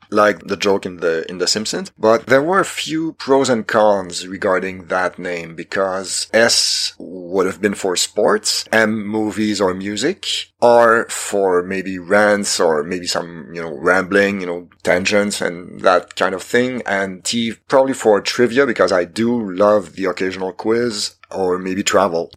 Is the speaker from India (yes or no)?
no; Quebec, Canada; first language French; English is a second language; I'm Canadian from Quebec. French is my first language.